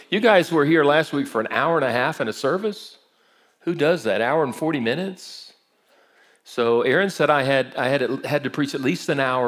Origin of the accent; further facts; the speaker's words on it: Brazil; I grew up in Brazil. My parents were missionaries, so I speak fluent Portuguese.